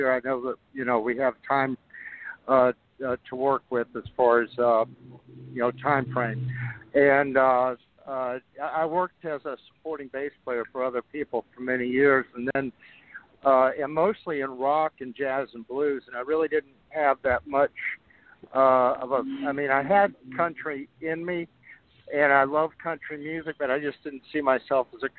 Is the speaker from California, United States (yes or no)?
no; South Georgia, United States; I'm a Georgia native. I grew up in South Georgia